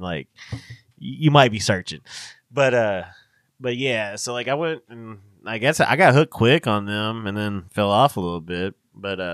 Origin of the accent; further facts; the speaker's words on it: Kentucky, United States; we're from Kentucky, so we talk shorthand on some of that shit